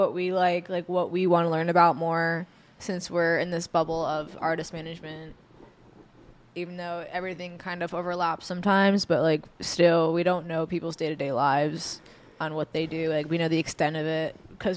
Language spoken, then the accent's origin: English; New York, United States; moved away; Eric and I are both from New York